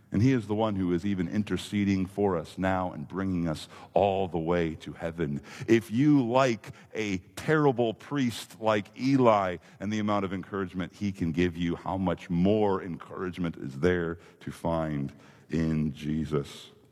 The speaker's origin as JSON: {"language": "English", "region": "Minnesota", "country": "United States", "tie": "born or raised there", "moved": "yes", "said": "growing up in Minnesota, we didn't have a lot of the impressive amusement parks"}